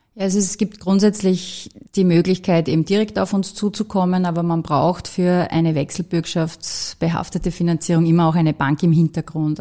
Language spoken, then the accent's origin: German; Austria; moved away as an adult; now in Vienna, Austria; aus der Region heraus, wo ich herkomme, aus dem Enstal